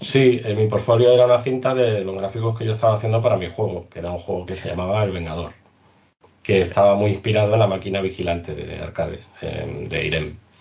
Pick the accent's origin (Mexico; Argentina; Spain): Spain; nosotros como españoles